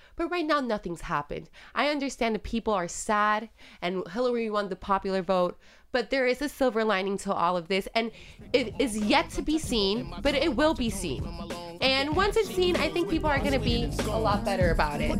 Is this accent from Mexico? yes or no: no; Puerto Rico; first language Spanish; English is a second language; moved away; growing up in Puerto Rico, I was buying cigarettes when I was fourteen